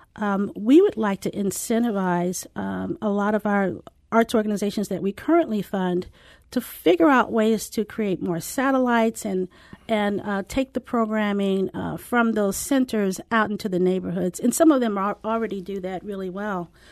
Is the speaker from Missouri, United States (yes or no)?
yes; St. Louis, Missouri, United States; moved away as an adult; also born or lived in San Diego; I'm from Saint Louis and left right after college